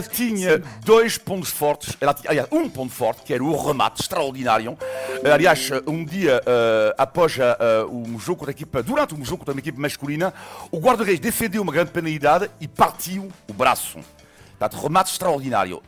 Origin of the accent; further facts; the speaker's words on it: western France, France; Portuguese is a second language; moved away; eu nasci numa cidade em França, uh, no oeste de França